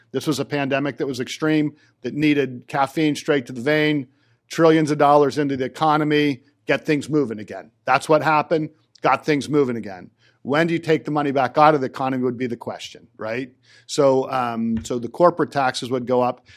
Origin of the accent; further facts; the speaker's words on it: Johnstown, United States; I'm from Johnstown